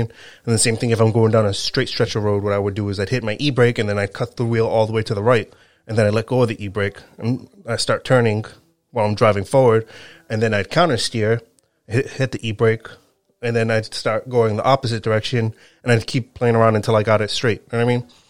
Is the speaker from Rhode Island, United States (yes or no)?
yes; Rhode Island, United States; also born or lived in Connecticut; I live in Rhode Island. I've lived in Rhode Island my whole life.